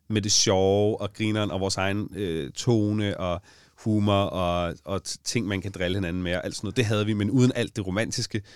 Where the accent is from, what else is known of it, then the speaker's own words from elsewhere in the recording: Allinge, Capital Region of Denmark, Denmark; i Allinge, hvor jeg kommer fra